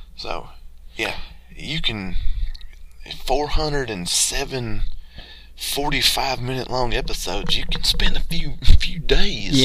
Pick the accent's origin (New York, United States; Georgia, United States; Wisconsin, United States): Georgia, United States; growing up in the South in Georgia, especially where I'm from originally, you experience a lot of chicken houses